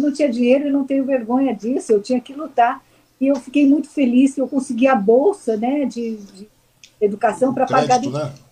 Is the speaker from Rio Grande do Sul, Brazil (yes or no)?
no; Mogi das Cruzes, São Paulo, Brazil; E eu, como eu cresci em Mogi das Cruzes, eu tenho um carinho especial.